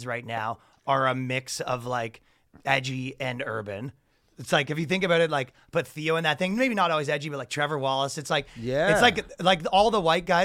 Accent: Canada; moved away; a lot of times they don't even know I'm Canadian.

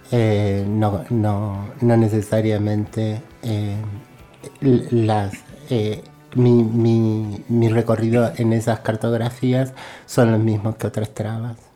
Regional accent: Córdoba, Argentina; así soy cordobesa, pero he estado presa en Salta

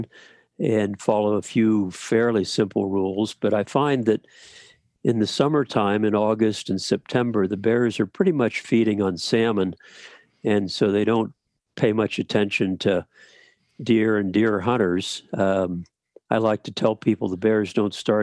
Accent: north central Pennsylvania, United States; now in Alaska, United States; I grew up in Pennsylvania, north central Pennsylvania, hunting white-tailed deer.

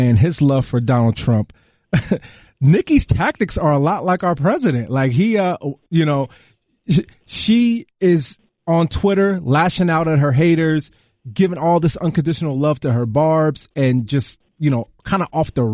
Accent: New Jersey, United States; I am from Jersey, just like any other Jersey person

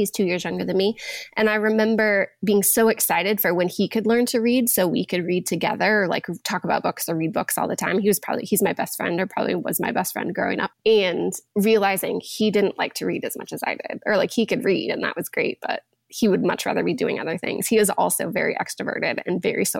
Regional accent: Montana, United States; I've always been a reader. I grew up in Montana, so a small rural town, and I could ride my bike to the library.

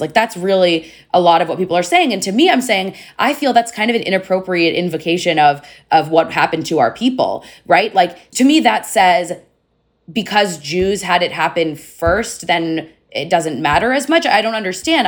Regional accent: United States; especially as an American Jew

